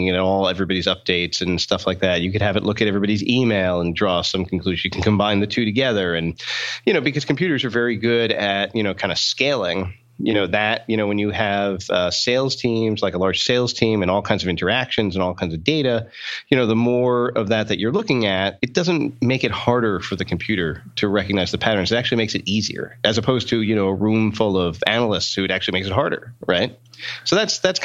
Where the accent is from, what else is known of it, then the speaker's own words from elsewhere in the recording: outside New York, United States; now in Boston, United States; I grew up outside New York